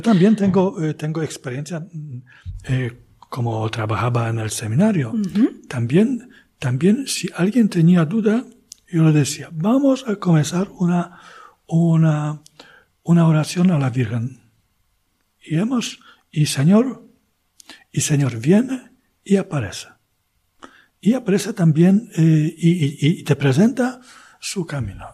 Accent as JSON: {"language": "Spanish", "area": "Archdiocese of Poznań", "region": "Greater Poland", "country": "Poland", "tie": "born or raised there", "also_born_or_lived": "Spain", "second_language": "Spanish", "lives_now": "Kalisz, Poland", "said": "Nací en la diócesis vecina, arquidiócesis de Poznań, casi en la frontera."}